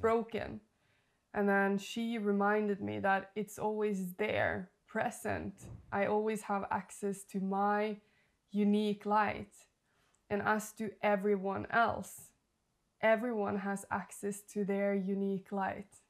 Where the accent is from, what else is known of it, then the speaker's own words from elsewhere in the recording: Norway; moved away; I'm from Norway.